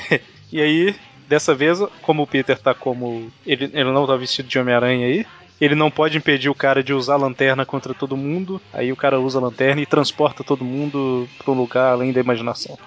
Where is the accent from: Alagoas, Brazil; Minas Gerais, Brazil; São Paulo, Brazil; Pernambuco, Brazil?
Minas Gerais, Brazil; accent: mineirês; Existem pessoas que falam mais mineirês que eu, mas eu falo mineirês